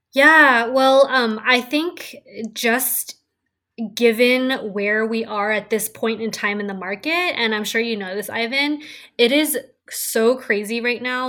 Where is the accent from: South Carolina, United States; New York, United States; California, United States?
California, United States; San Francisco; growing up in San Francisco, I've been able to see the real estate market skyrocket. And it's just been so fascinating to watch it. And just being someone who was born and raised in the city